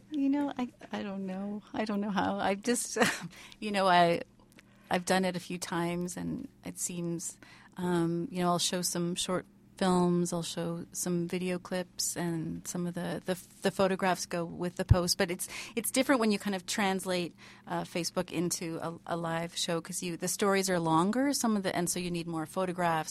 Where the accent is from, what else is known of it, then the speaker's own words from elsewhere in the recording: Vancouver, British Columbia, Canada; moved away as an adult; now in Toronto, Canada; so I grew up in Vancouver, um, kinda outside Vancouver